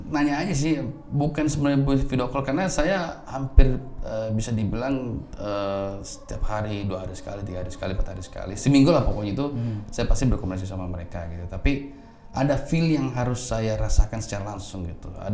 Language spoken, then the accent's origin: Indonesian; Makassar, South Sulawesi, Indonesia; di kota saya Makassar.